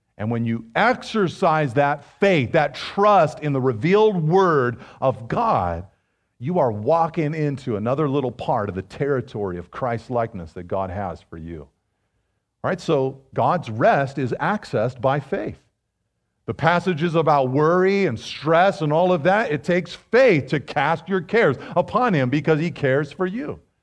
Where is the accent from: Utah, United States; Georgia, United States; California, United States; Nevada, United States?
California, United States; Pacific Grove; I was growing up in Pacific Grove, of all places, you know, the butterfly capital of the world